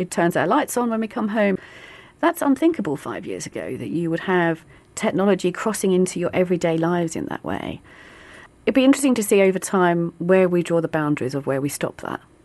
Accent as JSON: {"language": "English", "region": "London", "country": "United Kingdom", "said": "I'm from the East End of London"}